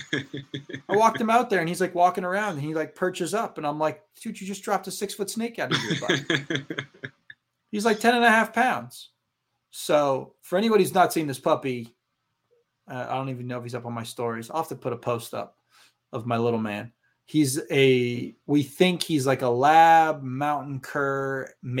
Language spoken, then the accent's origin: English; Maine, United States; I said I was from Maine